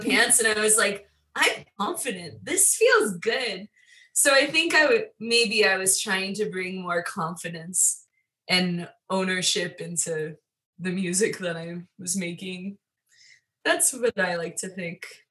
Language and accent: English; Long Island, New York, United States; I'm from Long Island